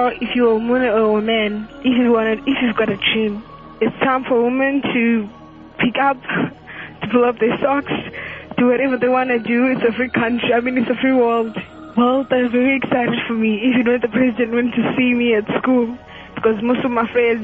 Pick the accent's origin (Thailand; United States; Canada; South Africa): South Africa; I'm from South Africa.